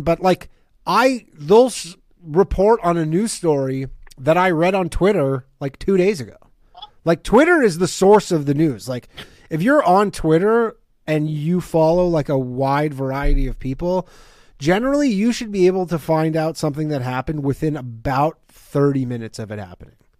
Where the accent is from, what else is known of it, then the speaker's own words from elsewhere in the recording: Ontario, Canada; now in New York, United States; I'm from Canada, right? Like, I don't, I don't even have New York ID. I, I still have my Ontario driver's license